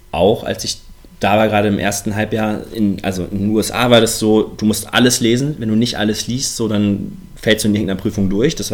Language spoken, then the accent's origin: German; Osnabrück, Lower Saxony, Germany; habe damals bin ich in Osnabrück zur Schule gegangen und da wurde Französisch als erste Fremdsprache angeboten.